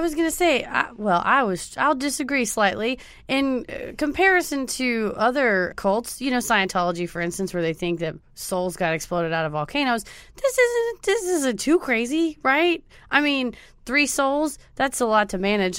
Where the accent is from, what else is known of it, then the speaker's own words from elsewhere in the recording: Mesquite, Texas, United States; I'm from Mesquite, Garland and Mesquite are next door